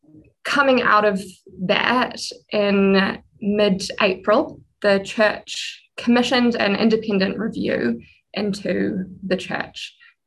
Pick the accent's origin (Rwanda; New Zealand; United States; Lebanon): New Zealand; Auckland; also born or lived in Tauranga / Whanganui; So that's where I kind of come from in New Zealand, although I was born in Tauranga and then have lived in Tāmaki Makaurau for most of my life.